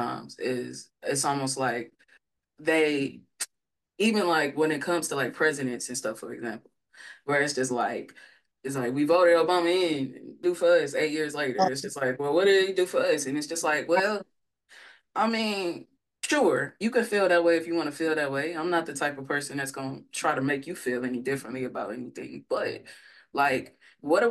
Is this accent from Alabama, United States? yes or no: no; St. Louis, Missouri, United States; growing up in St. Louis